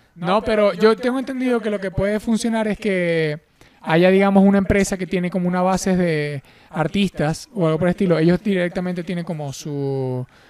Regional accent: Venezuela; siendo venezolano

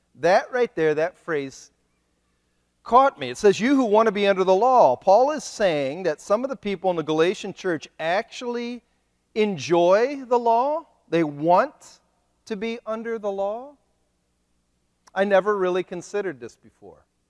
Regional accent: Ohio, United States; moved away as an adult; now in Kent City, United States; I am a missionary from Ohio

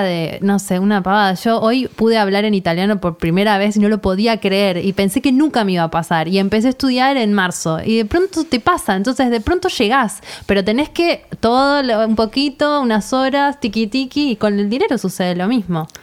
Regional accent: Argentina; si somos argentinas

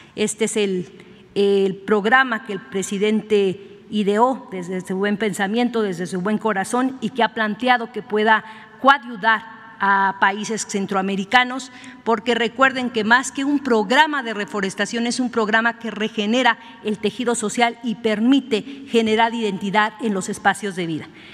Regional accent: Mexico; como mexicanas y mexicanas

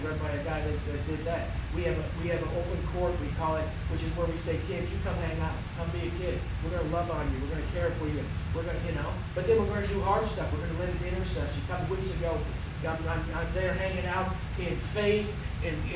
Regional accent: Wisconsin, United States; moved away; I'm from Wisconsin

